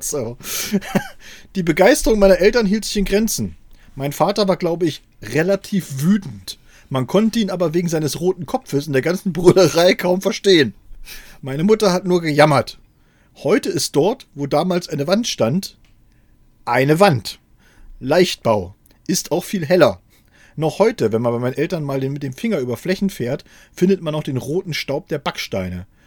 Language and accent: German; Saxony-Anhalt, Germany; Wir sind aus Sachsen-Anhalt in den Westen gefahren und unser erster Stopp war in Seesen.